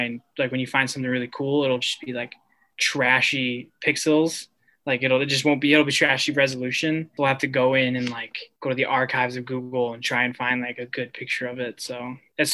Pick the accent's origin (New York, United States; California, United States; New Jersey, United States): New York, United States; Buffalo; now in New York City, United States; I'm from Buffalo